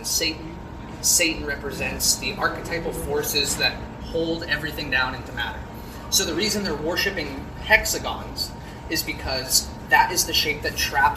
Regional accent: Los Angeles, California, United States; moved away as an adult; now in Kansas City, United States; I'm from Los Angeles

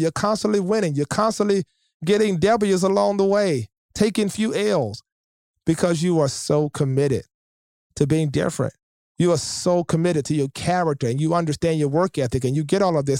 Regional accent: Shreveport, Louisiana, United States; I grew up in Shreveport, Louisiana

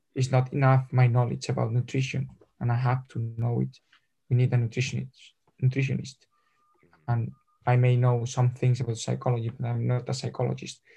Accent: Madrid, Community of Madrid, Spain; English is a second language; I'm from Madrid

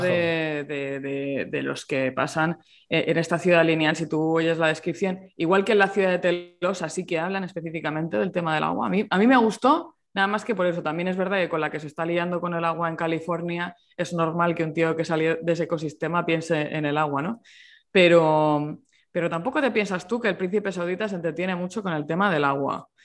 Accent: Murcia, Region of Murcia, Spain; yo, que soy de Murcia

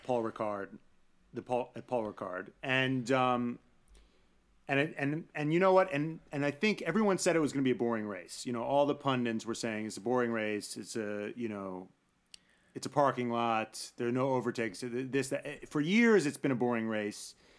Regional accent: New York, United States; I'm from New York

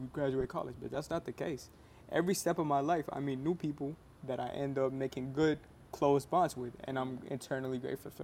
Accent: Sugar Land, Texas, United States; born or raised there; also born or lived in New York City

